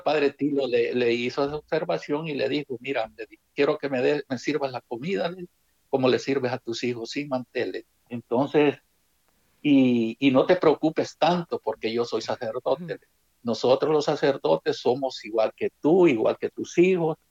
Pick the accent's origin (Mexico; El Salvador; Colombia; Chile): El Salvador; Suchitoto, Cuscatlán; Soy originario de El Salvador, del departamento de Cuscatlán, jurisdicción de Suchitoto He nacido en un, en un, cantoncito que se llama Buenavista